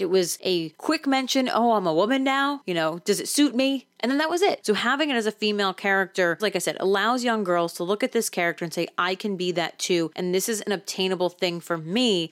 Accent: New Jersey, United States; I'm from New Jersey

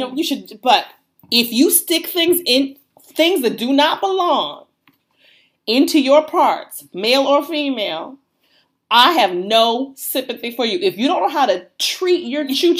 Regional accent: United States; Because we're American.

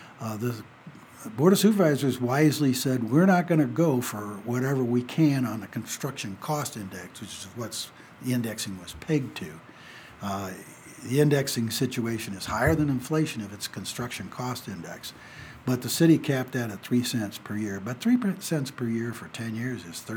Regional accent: Peoria, Illinois, United States; moved away as an adult; also born or lived in Indianapolis, Indiana; now in Carson City, United States; I grew up in my hometown of Peoria.

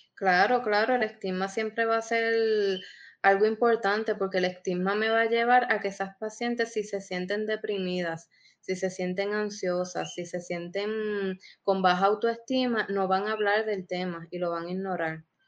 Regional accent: Puerto Rico; somos puertorriqueños

